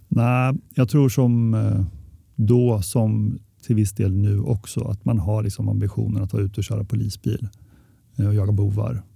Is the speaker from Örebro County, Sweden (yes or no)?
yes; Örebro, Örebro County, Sweden; jag är från Örebro